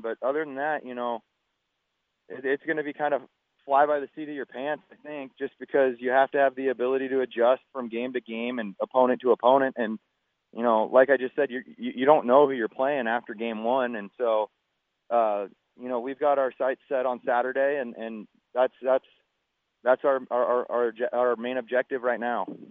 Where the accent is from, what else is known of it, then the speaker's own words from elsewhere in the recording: Pacific Northwest, United States; I grew up a Mariners guy just because I'm from the Northwest here